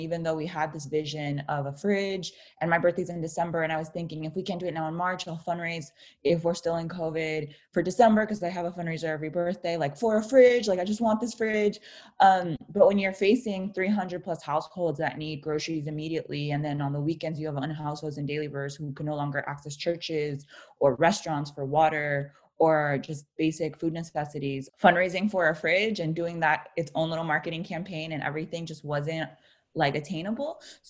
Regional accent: San Francisco, California, United States; I'm also from the Mission District

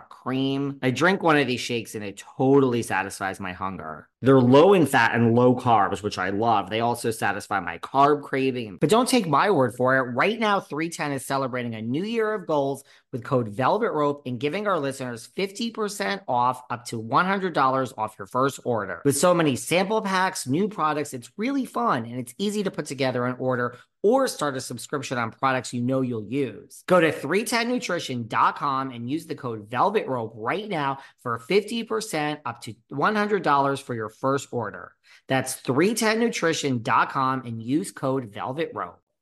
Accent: New York, United States; I'm from New York

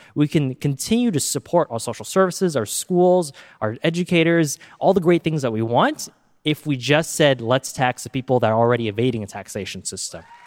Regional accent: Silicon Valley, California, United States; I grew up here in Silicon Valley

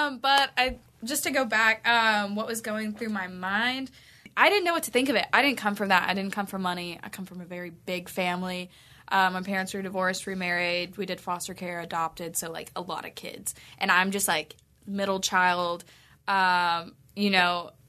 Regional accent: Southern United States, United States; we're both from the South.

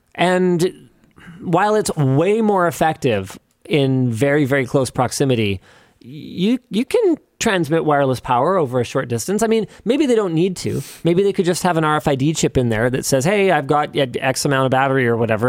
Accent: Canada; We're from Canada.

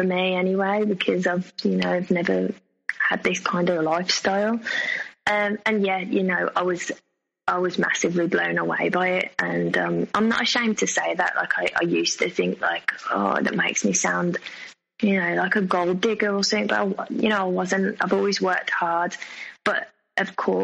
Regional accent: England, United Kingdom; accent: English; my English accent

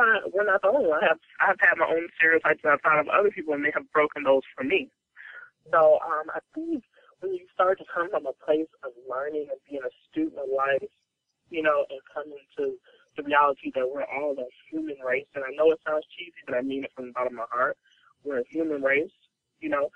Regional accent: Gary, Indiana, United States; Black girl coming from Gary, Indiana.

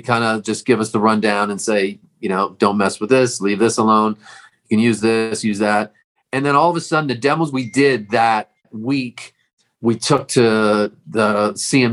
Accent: Toronto, Ontario, Canada; moved away as an adult; now in Los Angeles, United States; I was born and raised in Toronto.

